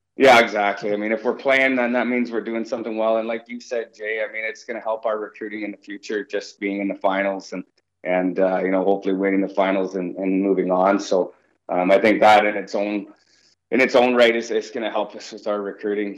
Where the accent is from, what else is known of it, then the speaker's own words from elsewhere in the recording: Victoria, British Columbia, Canada; moved away; I'm from Vancouver Island, um, you know, so I was raised in uh, Victoria, BC